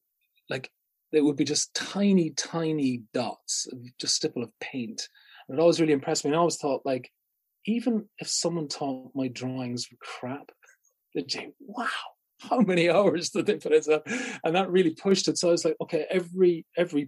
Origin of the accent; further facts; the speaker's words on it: Munster, Ireland; I'm originally from Munster